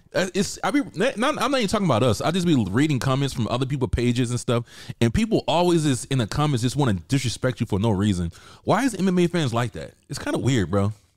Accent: the South, United States; I'm from the South. That's a normal black girl in the South.

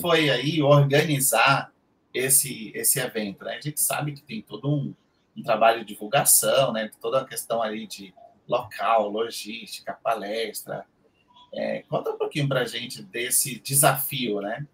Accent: Salvador, Bahia, Brazil; moved away as an adult; now in São Paulo, Brazil; eu atualmente moro em São Paulo, tenho acho que 12, 13 anos já morando aqui, e eu era de Salvador, da, da, lá do Nordeste

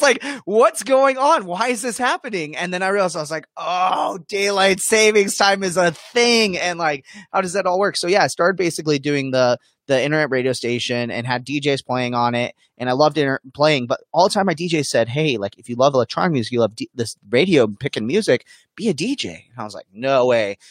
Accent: Arizona, United States; born and raised in Arizona

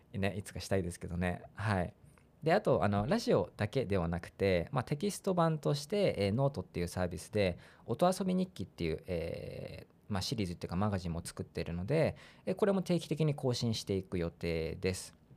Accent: Funabashi, Chiba, Japan; moved away as an adult; also born or lived in Osaka; now in Fukuoka, Japan; 大阪で生まれて千葉県船橋市で育ちました

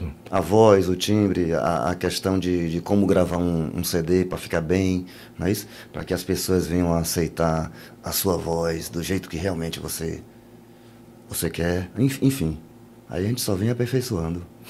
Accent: Bahia, Brazil; eu sou baiano

